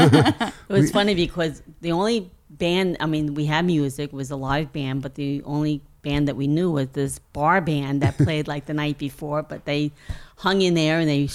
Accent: Long Island, New York, United States; also born or lived in Brooklyn; Actually, I was born in Brooklyn, mm-hmm. and then, you know, moved to Long Island when my parents, of course, brought the whole family out to Long Island.

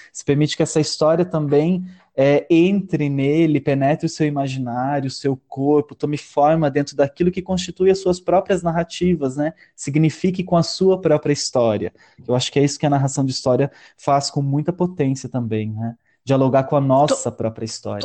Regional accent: Palotina, Paraná, Brazil; also born or lived in Maripá; Eu sou de Palotina, nascido e criado aqui

